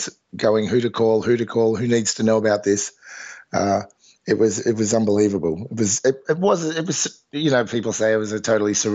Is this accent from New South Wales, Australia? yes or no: no; Melbourne, Victoria, Australia; flew back to Melbourne the next night for my sort of my hometown gig